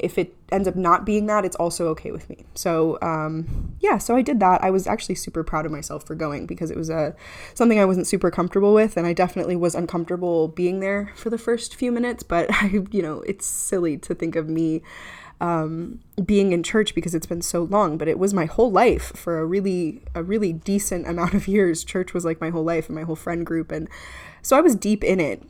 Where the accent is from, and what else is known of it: Clearwater, Florida, United States; born or raised there